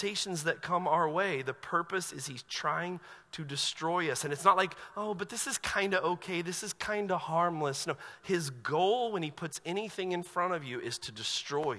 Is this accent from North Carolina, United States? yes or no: yes; Asheville, North Carolina, United States; I grew up in Asheville, North Carolina